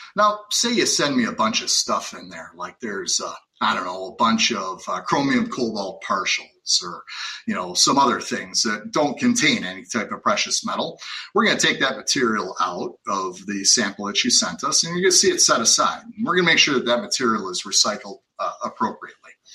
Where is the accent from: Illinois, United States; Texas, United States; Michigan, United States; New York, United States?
Illinois, United States; Lake County; moved away as an adult; also born or lived in Wisconsin; I was uh, born and raised in Lake County, Illinois, so right near the Wisconsin border.